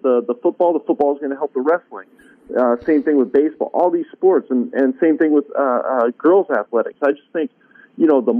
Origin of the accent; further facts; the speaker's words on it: Bay Area, Northern California, United States; moved away; also born or lived in Florida; I grew up in California. So I grew up in Northern California, right next to, you know, suburbs, San Francisco, Oakland, Berkeley, up in that area, the Bay Area.